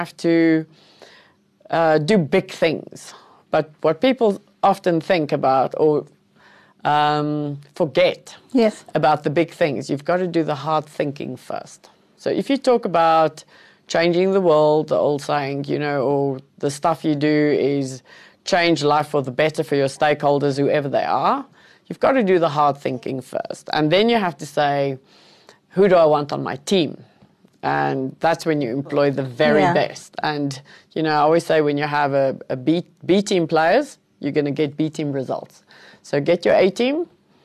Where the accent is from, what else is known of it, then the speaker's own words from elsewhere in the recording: Cape Town, Western Cape, South Africa; English is a second language; I grew up in Cape Town